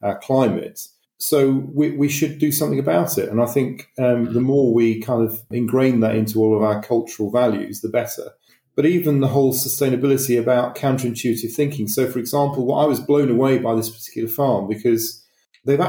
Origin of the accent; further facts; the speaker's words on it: Manchester, North West England, United Kingdom; moved away; I'm from Manchester originally